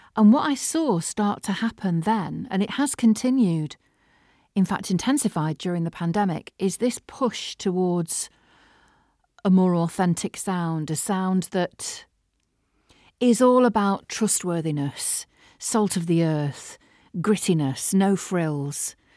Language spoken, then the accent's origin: English; Manchester, North West England, United Kingdom; accent: northern; also born or lived in London; I'm from Manchester